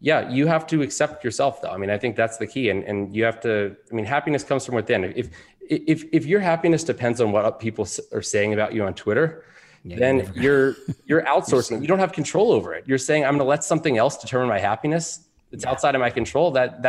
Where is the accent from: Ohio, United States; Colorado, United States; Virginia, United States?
Virginia, United States; Alexandria; I am. I grew up in Alexandria, Virginia, went to T.C. Williams High School.